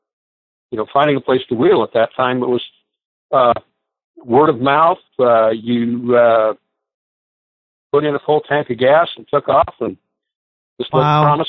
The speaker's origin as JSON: {"language": "English", "town": "Los Angeles", "region": "California", "country": "United States", "tie": "born or raised there", "said": "I was born in Los Angeles. In fact, I was born in East Los Angeles."}